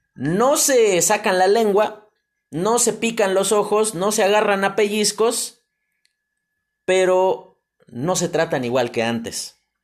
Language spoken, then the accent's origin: Spanish; Mexico; como mexicanos